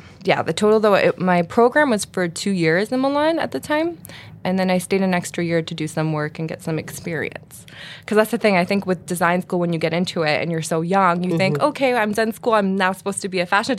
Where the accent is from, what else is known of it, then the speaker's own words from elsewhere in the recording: Canada; Since I'm Canadian, I was seeing what Canada had to offer